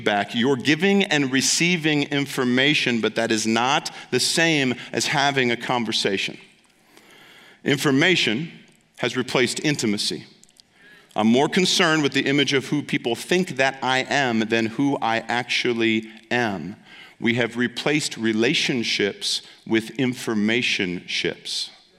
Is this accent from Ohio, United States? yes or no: yes; Ohio, United States; moved away; because I'm from Ohio